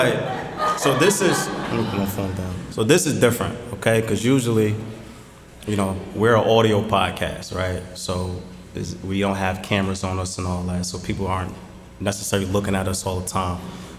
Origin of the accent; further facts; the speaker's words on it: Jersey City, New Jersey, United States; We're from Jersey City. We love the city.